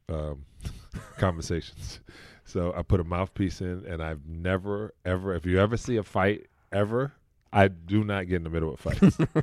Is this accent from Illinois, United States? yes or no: no; New York City, New York, United States; I grew up in Brooklyn, New York, Canarsie, and a project called Bayview Project